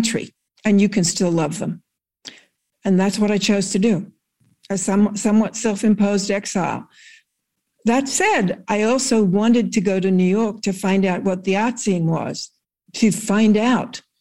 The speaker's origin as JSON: {"language": "English", "town": "Broken Hill", "region": "New South Wales", "country": "Australia", "tie": "born or raised there", "moved": "as an adult", "lives_now": "United States", "said": "I was born in Broken Hill"}